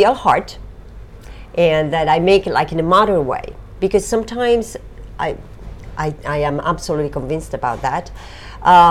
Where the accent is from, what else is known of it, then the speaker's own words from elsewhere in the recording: Apulia, Italy; moved away as an adult; also born or lived in United States; now in Rome, Italy; born and raised in Puglia